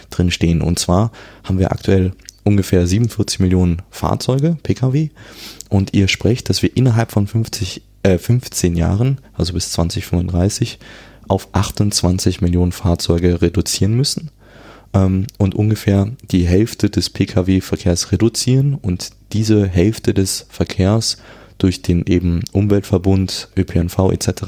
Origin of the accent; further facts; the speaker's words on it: Cologne, North Rhine-Westphalia, Germany; Ja, da, da, bin ich als, als Kölner natürlich bei dem Thema sichere Radinfrastruktur